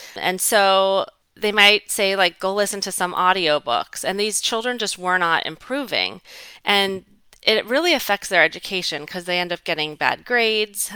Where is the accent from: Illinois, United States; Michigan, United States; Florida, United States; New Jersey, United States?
Florida, United States; Southwest; also born or lived in Fairfax, Virginia / Washington, D.C.; my husband and I, decided to come back to my hometown of Southwest Florida in 2008